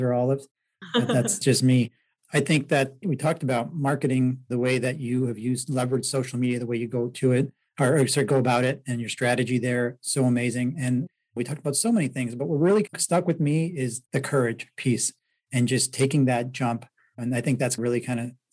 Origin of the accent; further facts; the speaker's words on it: Toronto, Ontario, Canada; moved away; I'm from Toronto originally